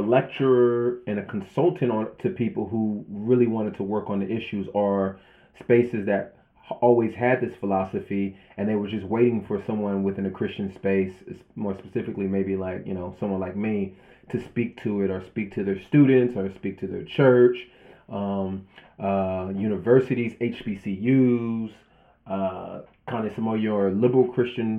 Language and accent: English; Southern California, United States; I grew up in Southern California, in kind of like gang culture